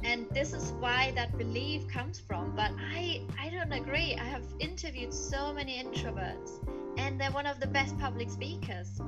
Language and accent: English; Germany; I was born and raised in Germany